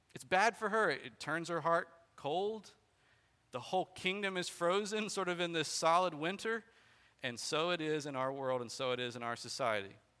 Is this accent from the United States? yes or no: yes; Bartow, United States; I was born in Bartow and I'm still living here